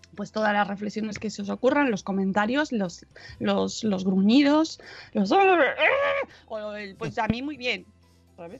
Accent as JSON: {"language": "Spanish", "town": "Madrid", "region": "Community of Madrid", "country": "Spain", "said": "los madrileños estamos en casa"}